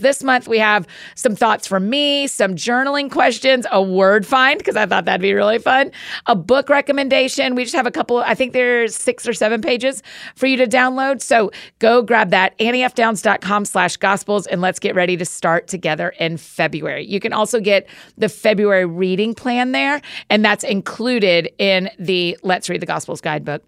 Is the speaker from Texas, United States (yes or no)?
no; Atlanta, Georgia, United States; I grew up in Atlanta